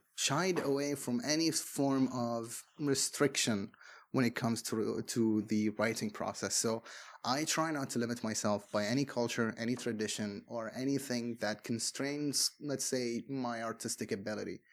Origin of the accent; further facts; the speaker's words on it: Bahrain; English is a second language; I am from Bahrain